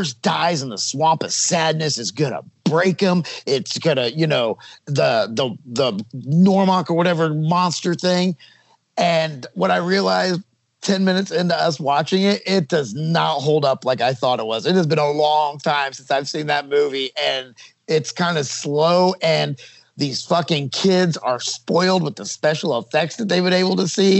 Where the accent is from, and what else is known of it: United States